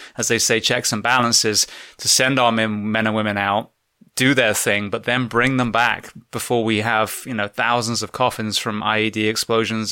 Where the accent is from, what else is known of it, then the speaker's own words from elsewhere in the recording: England, United Kingdom; now in United States; as an Englishman who moved to America, who became a firefighter